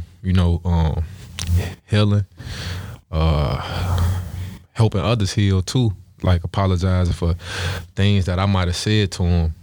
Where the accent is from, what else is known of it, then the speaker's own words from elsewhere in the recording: Chicago, Illinois, United States; also born or lived in Stateway Gardens, Chicago; I was raised in the Ickies